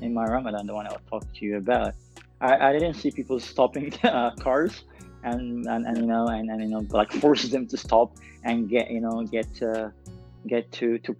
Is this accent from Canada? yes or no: no; Dubai, United Arab Emirates; also born or lived in Dongola, Sudan; I was born and raised in Dubai